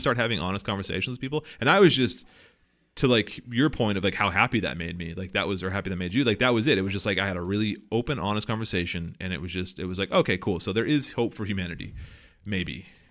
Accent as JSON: {"language": "English", "region": "the South", "country": "United States", "said": "most of my family are, like, Southern conservatives 'cause I'm from the South"}